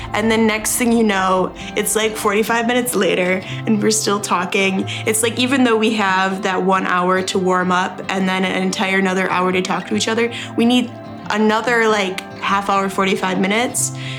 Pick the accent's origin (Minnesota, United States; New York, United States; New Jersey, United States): Minnesota, United States; moved away as an adult; also born or lived in Idaho; now in Moscow, Idaho, United States; I am originally from Minnesota, but I'm doing grad school here at the University of Idaho